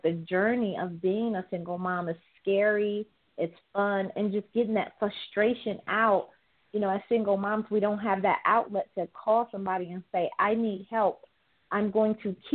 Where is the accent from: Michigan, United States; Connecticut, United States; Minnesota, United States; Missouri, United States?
Michigan, United States; Detroit; I'm from Detroit